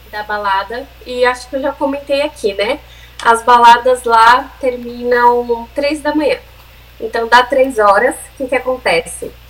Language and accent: Portuguese; Brazil; moved away; also born or lived in São Paulo / Ireland; a gente é brasileira